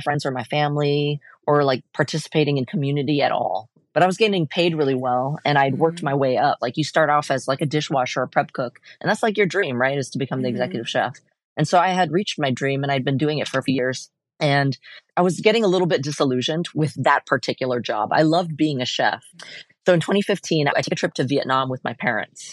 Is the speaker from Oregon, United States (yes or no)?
yes; Portland, Oregon, United States; I was born and raised here in Portland